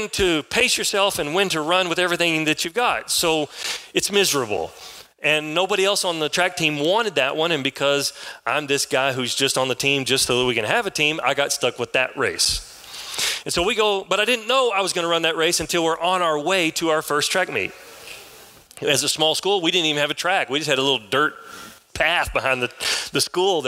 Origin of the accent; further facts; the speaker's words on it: San Angelo, Texas, United States; now in Kyle, United States; I was raised here in San Angelo. I live now south of Austin in a town called Kyle. But I was raised in San Angelo, moved here when I was 10 years old. I left when I was 21